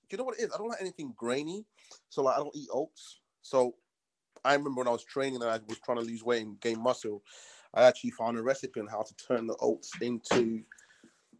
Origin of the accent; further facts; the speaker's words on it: London, United Kingdom; I'm from London, United Kingdom.